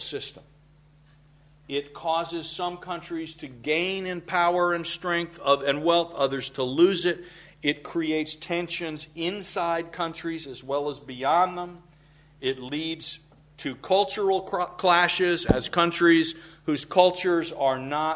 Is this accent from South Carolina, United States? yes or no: yes; South Carolina, United States; when I was a kid growing up in South Carolina